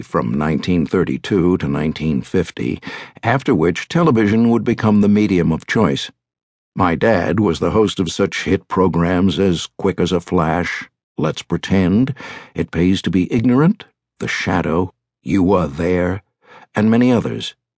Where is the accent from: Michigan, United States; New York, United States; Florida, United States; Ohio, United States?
New York, United States; New York City; I was born on October twenty-second, nineteen thirty-nine, at Lenox Hill Hospital, located on Manhattan's Upper East Side